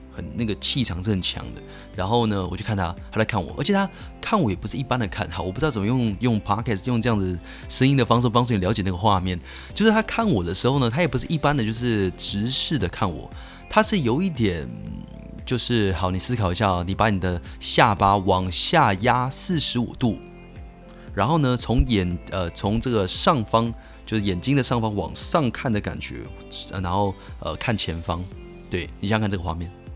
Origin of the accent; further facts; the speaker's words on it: Keelung, Taiwan; 我是基隆人。好，所以，呃，我在国一呢是在，在，在基隆的国中了